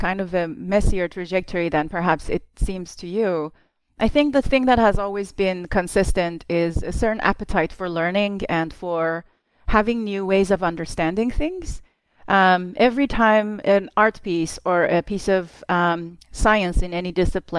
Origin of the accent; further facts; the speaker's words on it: Tehran, Tehran Province, Iran; as a young child in growing up in Tehran while there was a war for the first sort of 7 years of my life